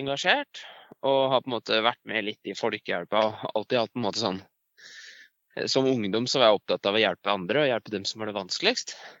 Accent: Elverum, Innlandet, Norway; moved away as an adult; also born or lived in Tynset / Trondheim; jeg er fra Elverum, eller jeg er født på Tynset og vokste opp i Elverum, så jeg er eh, hedmarking.

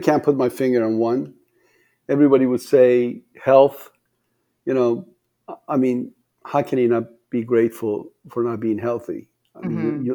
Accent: Tehran, Tehran Province, Iran; English is a second language; moved away as an adult; also born or lived in Iranian Azerbaijan / Portland, Oregon; now in Las Vegas, United States; I was born in the southern Azerbaijan. That's northern part of Iran, and then uh, moved to the capital of uh, Iran, that's Tehran, when I was six years old, uh, and then moved to Portland, Oregon, when I was 18 years old

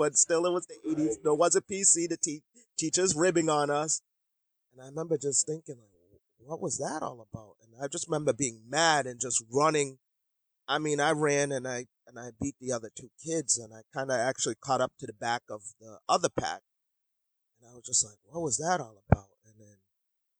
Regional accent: Boston, Massachusetts, United States; also born or lived in Jamaica; I'm just living, you know, the typical, you know, American lifestyle and growing up in Boston.

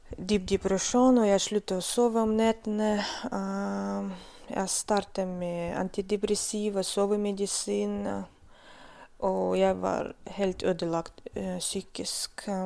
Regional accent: North Caucasus, Russia; Norwegian is a second language; now in Stokmarknes, Norway; Jeg født og vokste opp i Kaukasus, det er Sør-Russland.

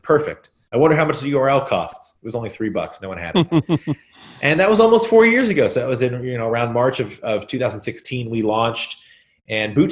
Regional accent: Central Kentucky, United States; also born or lived in Brooklyn, New York; now in New York City, United States; I was born and raised in Kentucky, Central Kentucky to be specific.

